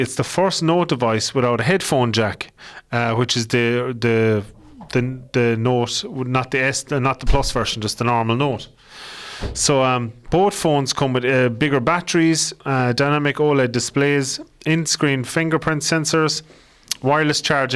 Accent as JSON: {"language": "English", "country": "Ireland", "accent": "Irish", "said": "My dirty Irish accent"}